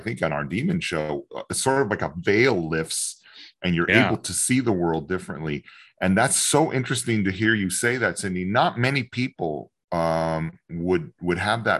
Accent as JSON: {"language": "English", "region": "Texas", "country": "United States", "tie": "born or raised there", "also_born_or_lived": "Los Angeles", "moved": "as an adult", "said": "I grew up in Texas, moved from Los Angeles, maybe 6 months ago back to Texas."}